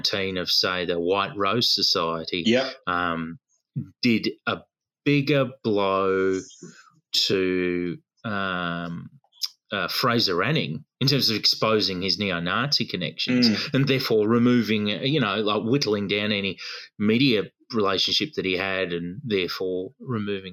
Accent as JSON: {"language": "English", "town": "Melton", "region": "Victoria", "country": "Australia", "tie": "born or raised there", "said": "I'm not from Newcastle. I'm from Melton."}